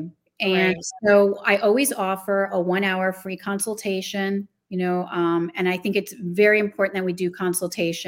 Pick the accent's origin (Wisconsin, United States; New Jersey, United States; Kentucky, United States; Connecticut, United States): New Jersey, United States; moved away; also born or lived in Chicago, Illinois; I'm originally from New Jersey